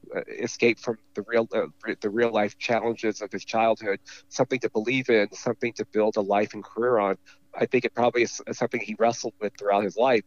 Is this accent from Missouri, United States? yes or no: no; California, United States; accent: California; my California accent